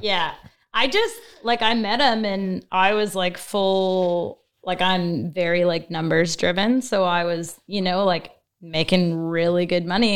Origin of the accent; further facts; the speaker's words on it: Fort McMurray, Alberta, Canada; I was from Fort McMurray. So I'm an oil field girl.